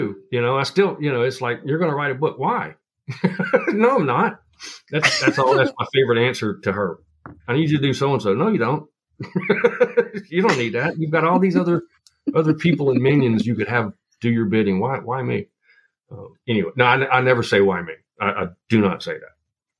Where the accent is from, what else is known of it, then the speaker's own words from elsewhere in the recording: Appalachia, United States; your plants in the Pacific Northwest is going to be completely different than what I grew up with in Appalachia, right?